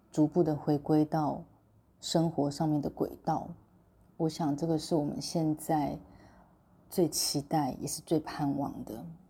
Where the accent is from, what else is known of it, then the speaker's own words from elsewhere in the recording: Taiwan; 我们台湾这边